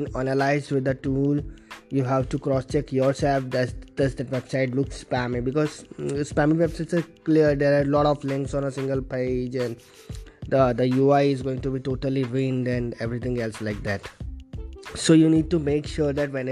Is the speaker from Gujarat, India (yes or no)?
yes; Vadodara, Gujarat, India; I am from Vadodara, Gujarat, India.